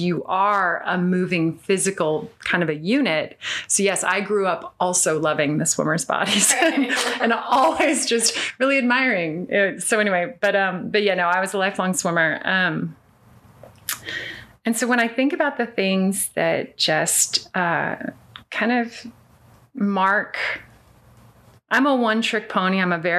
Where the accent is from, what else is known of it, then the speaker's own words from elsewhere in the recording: California, United States; Well, no, I wasn't born in Northern California, but from, you know, the age we moved to Northern California when I was in preschool.